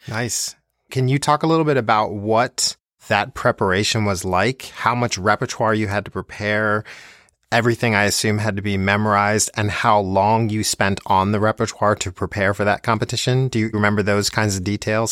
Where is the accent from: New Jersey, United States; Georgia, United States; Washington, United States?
New Jersey, United States; Plainfield; I grew up in New Jersey also